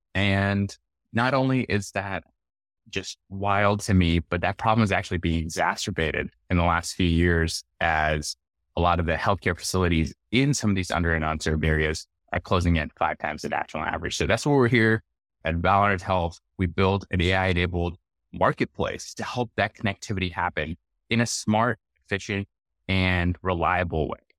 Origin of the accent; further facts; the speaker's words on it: Lahore, Punjab, Pakistan; also born or lived in Arkansas, United States; now in United States; I was born and raised in Lahore, Pakistan